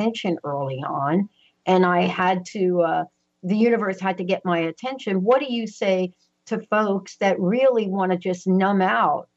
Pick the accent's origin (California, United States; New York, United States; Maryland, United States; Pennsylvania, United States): New York, United States; New York City; now in Pacific Northwest, United States; I'm a girl from the Bronx, New York. I never thought in a million years that I would be sitting here in the Pacific Northwest